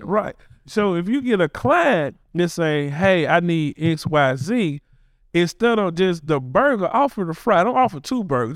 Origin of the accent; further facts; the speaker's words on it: Memphis, Tennessee, United States; born and raised in Orange Mountain, Bethel Grove area. Uh, went to Bethel Grove Elementary, went to Sherwood